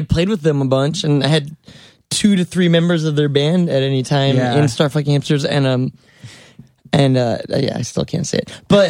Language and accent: English; New York City, New York, United States; that's such a thing that's pounded into me as a little kid growing up in New York City.